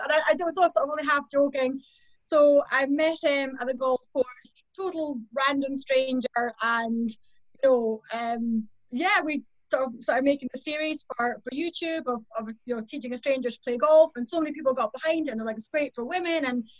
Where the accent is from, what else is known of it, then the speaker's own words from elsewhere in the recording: just outside St Andrews, Scotland, United Kingdom; I grew up in just outside St Andrews